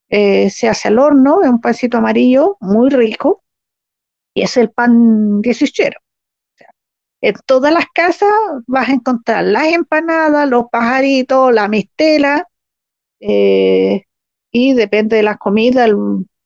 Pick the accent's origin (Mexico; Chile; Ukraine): Chile; Biobío; moved away; also born or lived in Temuco; la región del Biobío, de donde yo soy